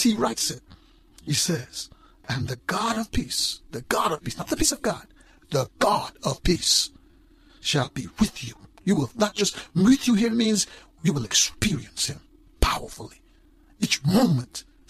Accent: Guyana; When I grew up in Guyana

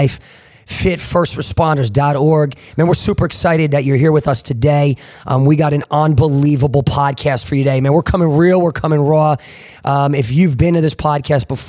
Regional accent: New Jersey, United States; I grew up in New Jersey.

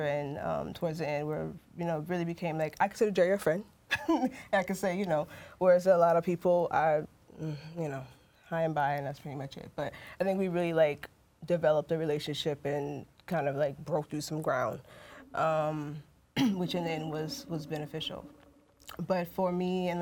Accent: Alaska, United States; moved away; I grew up in Alaska

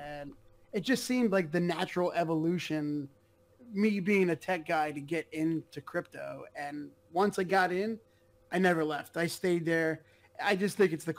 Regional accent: Allentown, Pennsylvania, United States; I'm actually in Pennsylvania, in Allentown

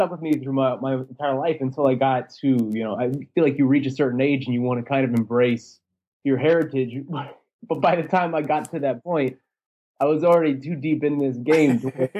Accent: United States; I grew up from an Arabic family, but I grew up in the United States. I was born in the United States.

